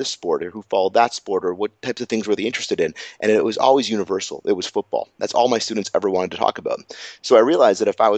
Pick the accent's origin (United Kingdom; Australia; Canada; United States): Canada; Toronto, Ontario; I grew up here in Toronto. This is I'm born and raised in Toronto